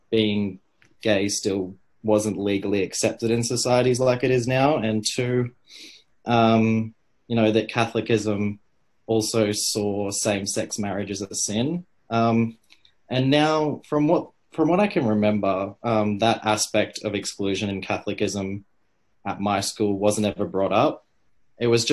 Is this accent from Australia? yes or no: yes; Bogangar, New South Wales, Australia; moved away as an adult; also born or lived in Gosford, New South Wales / Pottsville, New South Wales; now in Sydney, Australia; I was born in Gosford originally, and I lived on the Central Coast until I was about five. And then I moved up to the Tweed Coast region with my family to start kindergarten. And yeah, I lived in Boggingar for most of my life.